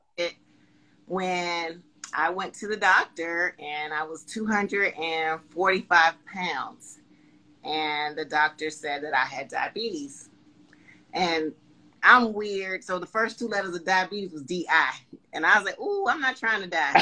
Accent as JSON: {"language": "English", "town": "Panama City", "region": "Florida", "country": "United States", "tie": "born or raised there", "moved": "yes", "lives_now": "Charlotte, United States", "said": "My hometown is Panama City, Florida."}